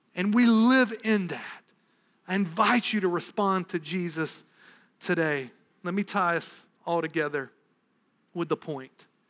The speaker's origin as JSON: {"language": "English", "region": "the South", "country": "United States", "tie": "born or raised there", "moved": "yes", "lives_now": "New England, United States", "said": "growing up in the South"}